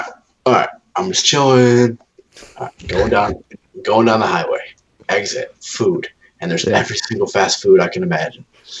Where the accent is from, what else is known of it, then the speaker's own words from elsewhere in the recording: Buffalo, New York, United States; now in Savannah, United States; I'm from Buffalo.